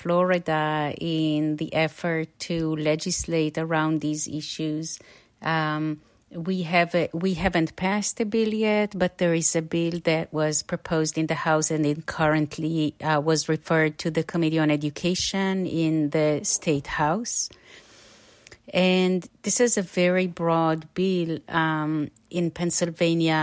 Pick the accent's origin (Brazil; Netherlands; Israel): Israel; now in United States; I'm an immigrant from Israel and the product of the public schools over there.